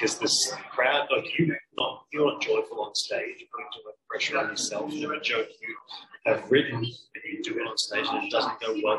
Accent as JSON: {"language": "English", "region": "Queensland", "country": "Australia", "tie": "born or raised there", "said": "I'm originally from country, Queensland. Rural, regional, Queensland. And then I moved to various places."}